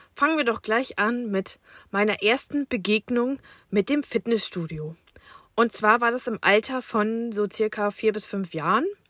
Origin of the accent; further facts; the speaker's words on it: Germany; Ich bin im Jahre 1985 in Fechter geboren